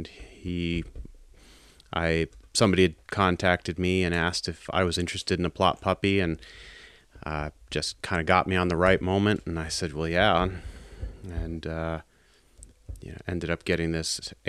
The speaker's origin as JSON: {"language": "English", "region": "East Coast", "country": "United States", "said": "I'm from the East Coast"}